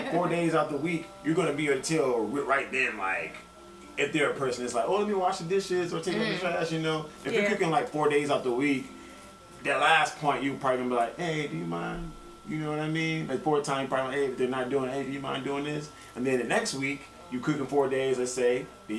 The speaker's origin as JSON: {"language": "English", "region": "the South", "country": "United States", "said": "We're from the South, too, so I definitely get that part."}